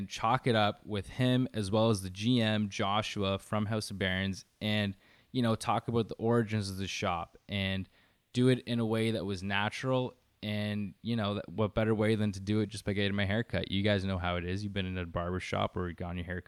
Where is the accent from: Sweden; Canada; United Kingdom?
Canada; close to the Greater Toronto Area, Ontario; I'm from close to the GTA